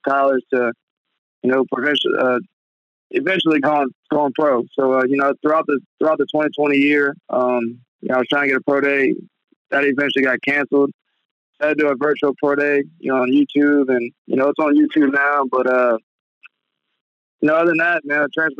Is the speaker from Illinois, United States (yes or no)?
no; Metairie, Louisiana, United States; our power is back in Metairie, of where I stay, where my hometown's